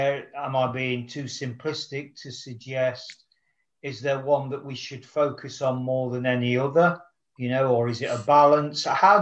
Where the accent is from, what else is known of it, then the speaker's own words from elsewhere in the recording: Nottingham, East Midlands, United Kingdom; my hometown in Nottingham, England.